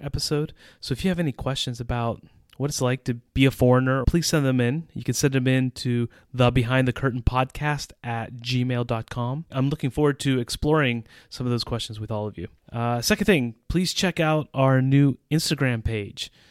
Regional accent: United States; moved away as an adult; now in Central Europe

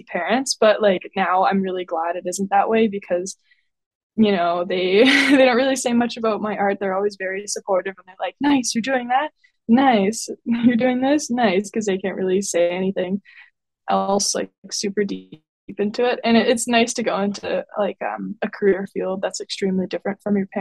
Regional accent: Windsor, Ontario, Canada; also born or lived in Halifax; I grew up in Windsor, Ontario, and that's where I am right now.

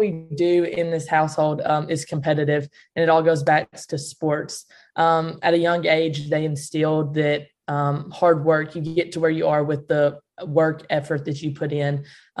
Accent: Greenfield, Tennessee, United States; Yes, I grew up in Greenfield.

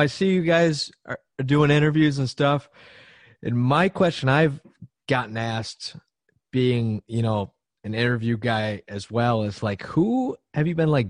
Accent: Buffalo, New York, United States; I'm from Buffalo, so like, that's like my hometown hero.

